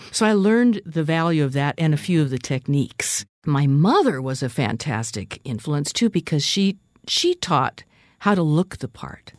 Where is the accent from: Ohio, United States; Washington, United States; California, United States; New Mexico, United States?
Washington, United States; Seattle; I was born and raised in West Seattle, Washington, on the beach, actually